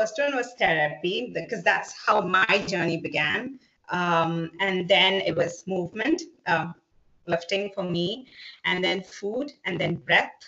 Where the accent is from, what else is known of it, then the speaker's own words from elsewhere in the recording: Dubai, United Arab Emirates; also born or lived in South India; now in Chicago, United States; I was born in India and I grew up in Dubai